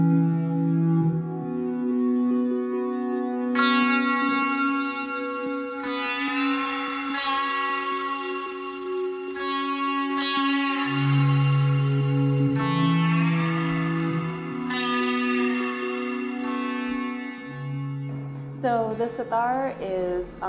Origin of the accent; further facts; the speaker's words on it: Maryland near Baltimore, United States; I grew up in Maryland near Baltimore